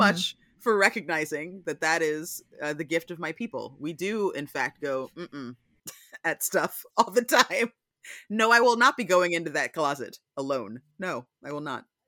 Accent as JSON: {"language": "English", "region": "Pennsylvania", "country": "United States", "tie": "born or raised there", "moved": "yes", "said": "I'm from Pennsylvania, so I grew up"}